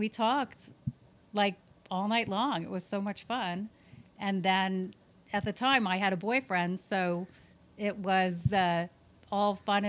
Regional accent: Minnesota, United States; moved away; Oh, I'm from the Midwest. I'm from Minnesota.

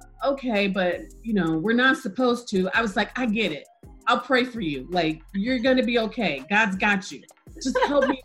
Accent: Chicago, Illinois, United States; I'm from Chicago

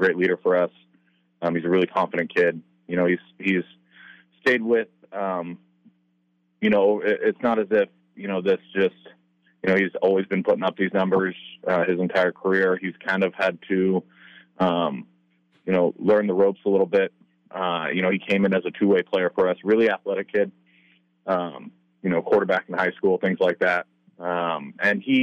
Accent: the Northwest, Pacific Northwest, United States; I'm from the Northwest

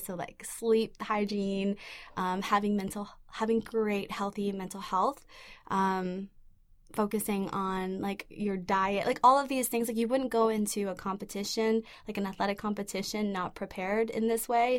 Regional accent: Vancouver, British Columbia, Canada; I grew up in East Vancouver in a community full of immigrants and refugees. I myself am, am an immigrant and refugee

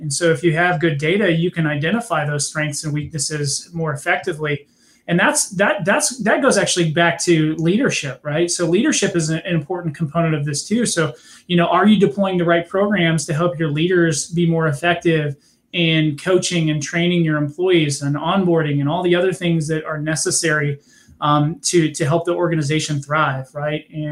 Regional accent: California, United States; I'm from California

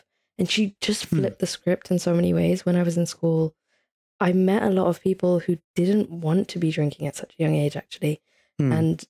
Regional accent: Italy; Like, I grew up in Italy, like there wasn't any Pakistanis, never mind Muslims.

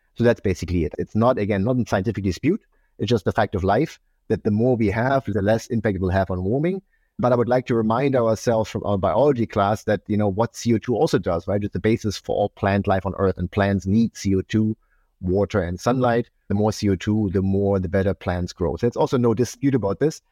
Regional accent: eastern Germany, Germany; I grew up in Eastern Germany. I grew up in communism

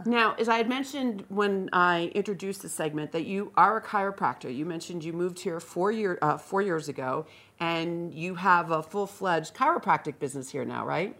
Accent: Northeast, United States; now in Vail, United States; I am a transplant from the Northeast

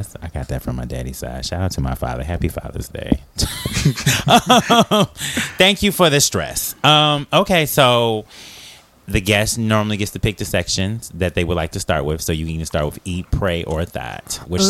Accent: Maywood, Illinois, United States; also born or lived in Milwaukee; I'm originally from Maywood, but I claim Milwaukee.

